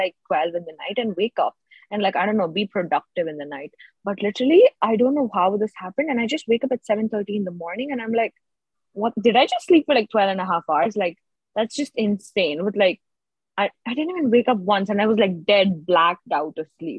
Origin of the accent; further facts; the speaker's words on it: India; I'm an Indian